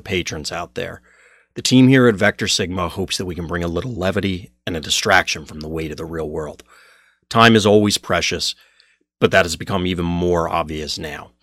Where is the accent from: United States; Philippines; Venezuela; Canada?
United States; I'm an American